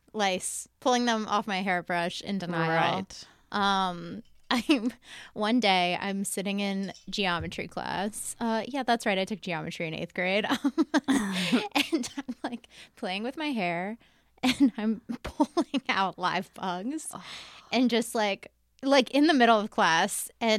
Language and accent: English; Virginia, United States; moved away as an adult; now in London, United Kingdom